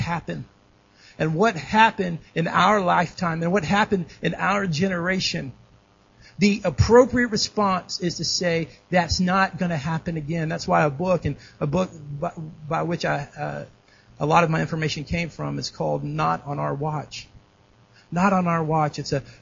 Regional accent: Dallas, Texas, United States; moved away as an adult; also born or lived in Kansas City; I grew up in Dallas, and I went to school in Kansas City

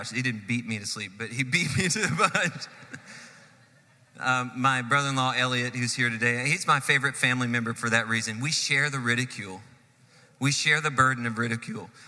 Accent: Texas, United States; born there; All of my kids were born in Texas. I was born in Texas.

